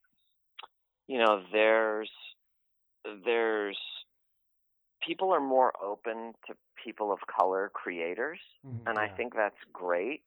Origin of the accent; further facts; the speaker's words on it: San Francisco, California, United States; I'm Persian American, born and raised in San Francisco.